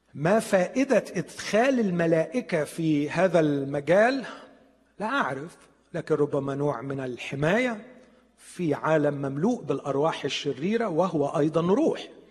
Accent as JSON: {"language": "Arabic", "country": "Egypt", "said": "عندنا في مصر"}